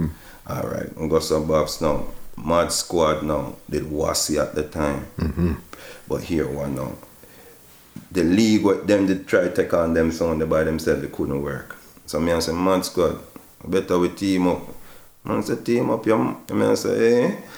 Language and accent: English; Jamaica; we're the only song when I come from Jamaica, … on the flyers.